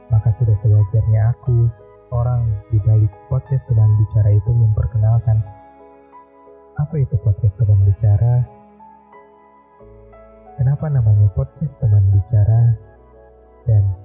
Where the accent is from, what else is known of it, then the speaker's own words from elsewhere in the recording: Karawang, West Java, Indonesia; Aku orang Sunda, aku orang Karawang makanya banyak dari circle aku yang eh, susah untuk pelapalan huruf F